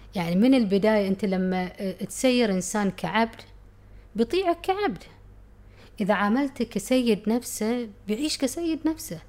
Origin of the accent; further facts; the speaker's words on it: Muharraq, Muharraq Governorate, Bahrain; also born or lived in United Kingdom; كنت أفتكر إن أنا بحرينية، أنا محرقية